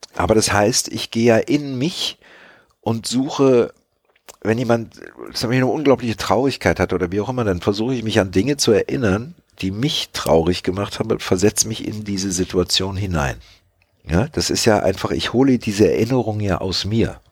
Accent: Magdeburg, Saxony-Anhalt, Germany; Ich bin ja in Magdeburg geboren und da reden die ja so

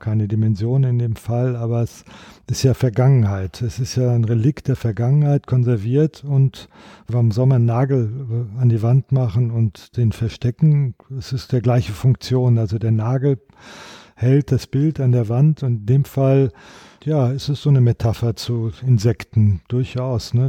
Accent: Sauerland, North Rhine-Westphalia, Germany; Ich komme ja aus dem Sauerland, Westfalen.

